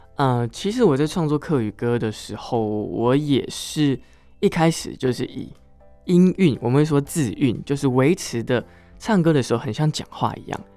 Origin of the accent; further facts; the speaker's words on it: Miaoli, Miaoli County, Taiwan; first language Hakka; moved away as an adult; also born or lived in Taichung; 我在苗栗长大，然后苗栗，是。我小时候没有离开苗栗